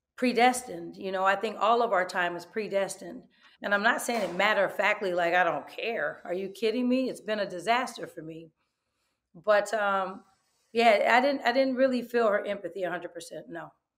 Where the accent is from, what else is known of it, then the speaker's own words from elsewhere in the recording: Oakland, California, United States; I am from East Oakland, ninetieth and Holloway